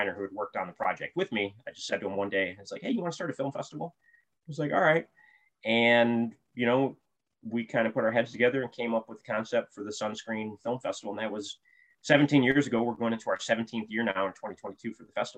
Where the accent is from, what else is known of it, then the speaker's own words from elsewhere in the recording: Toledo, Ohio, United States; moved away as an adult; now in Florida, United States; I grew up in Toledo, Ohio, and moved to Florida